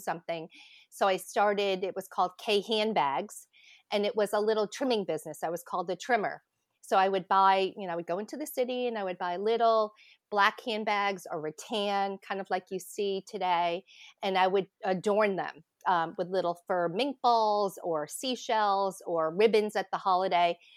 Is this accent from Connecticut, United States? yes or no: yes; Connecticut, United States; I grew up in Connecticut